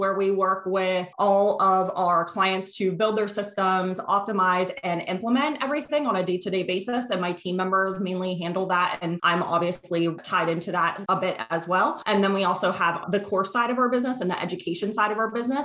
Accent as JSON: {"language": "English", "region": "Pennsylvania", "country": "United States", "moved": "yes", "lives_now": "Boston, United States", "said": "I live outside of Boston now, but I'm originally from Pennsylvania and my whole family is there"}